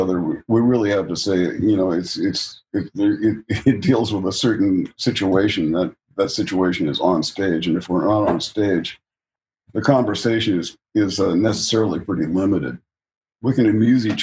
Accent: California, United States; I was born here, raised here for the most part

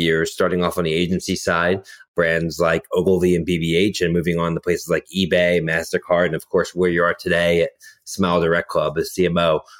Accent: Philadelphia, Pennsylvania, United States; I'm from Philadelphia

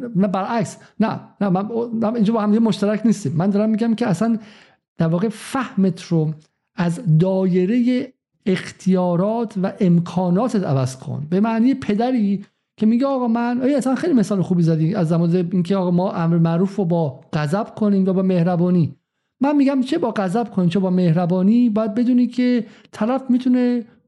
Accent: Iran; من به عنوان یک ایرانی

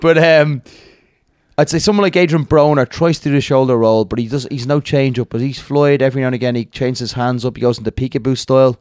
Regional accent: Dublin, Leinster, Ireland; I'm from Crumlin, but I actually boxed him out in Tallinn all my childhood

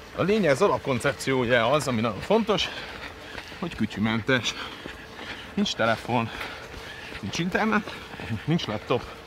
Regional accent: Budapest, Hungary; Iskola után Kőbányáról egyedül át Margit szigetre, harmadikos koromtól

